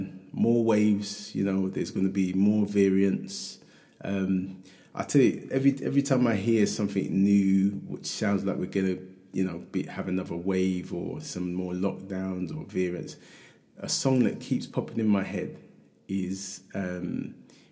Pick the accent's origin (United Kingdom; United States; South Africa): United Kingdom; London; growing up in Hackney